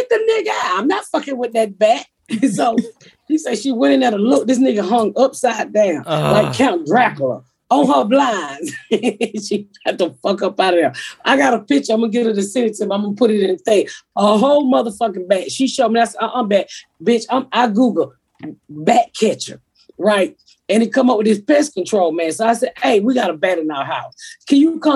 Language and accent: English; Atlanta, Georgia, United States; moved away as an adult; also born or lived in Plainfield, Indiana; I'm from Atlanta